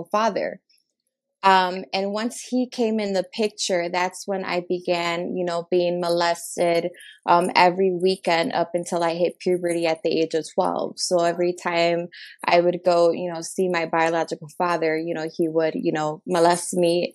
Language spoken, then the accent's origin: English; Chicago, Illinois, United States; I was born and raised in Chicago, Illinois.